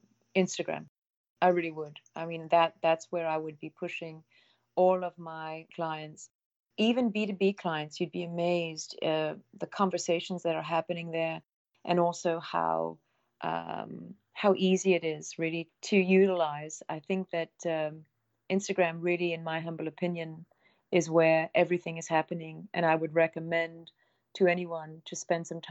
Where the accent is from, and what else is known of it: Abruzzo, Italy; born or raised there